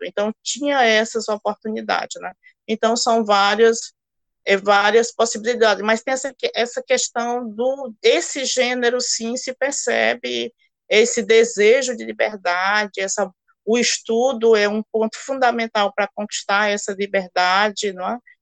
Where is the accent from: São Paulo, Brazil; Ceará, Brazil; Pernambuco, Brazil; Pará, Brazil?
Ceará, Brazil; also born or lived in Recife; now in Boa Vista, Brazil; sou também migrante, sou cearense